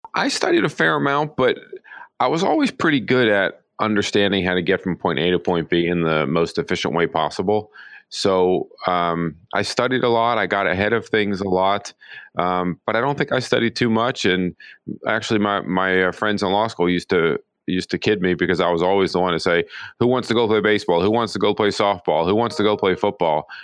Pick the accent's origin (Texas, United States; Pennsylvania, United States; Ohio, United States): Pennsylvania, United States; Pittsburgh; moved away as an adult; I grew up in Pittsburgh